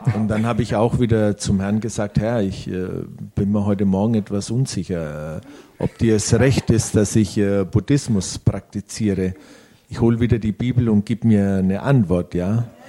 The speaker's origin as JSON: {"language": "German", "country": "Italy", "said": "ich als Italiener, äh, wir wachsen schon mit Gott und Jesus auf"}